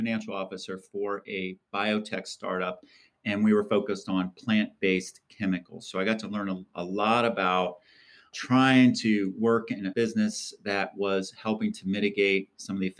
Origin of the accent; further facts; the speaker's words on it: Columbus, Ohio, United States; I'm from Columbus, Ohio, and I grew up in a family business of pizza shops